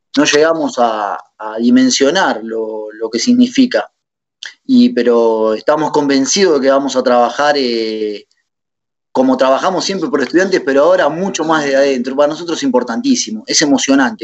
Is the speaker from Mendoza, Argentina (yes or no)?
no; La Plata, Buenos Aires Province, Argentina; now in Punta Lara, Argentina; ahora vivo en Punta Lara, eh, soy legendario de la República de los Hornos